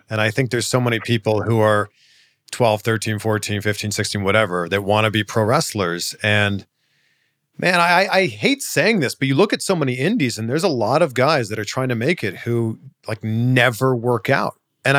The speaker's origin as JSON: {"language": "English", "country": "Canada", "said": "We're both from Canada."}